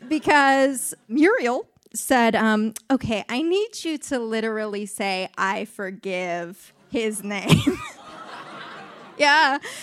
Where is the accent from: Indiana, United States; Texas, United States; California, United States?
California, United States; Los Angeles; And I said, no, I'm from Los Angeles. I'm just here a couple days.